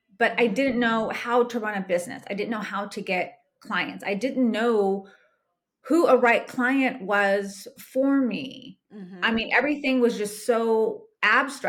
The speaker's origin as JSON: {"language": "English", "region": "California", "country": "United States", "tie": "born or raised there", "also_born_or_lived": "Georgia", "moved": "as an adult", "said": "I'm originally from California, but I was living in Georgia at the time. So I was living in Georgia. I stayed for a year and then I moved back to my hometown in California"}